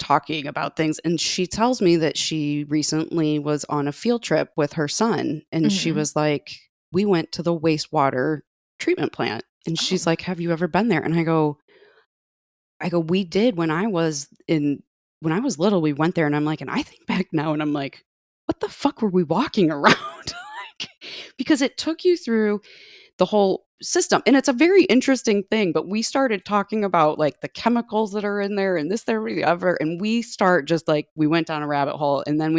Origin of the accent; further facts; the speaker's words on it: Indiana, United States; one of the cool things about growing up in Northwest Indiana is a lot of our field trips involve the Indiana Dunes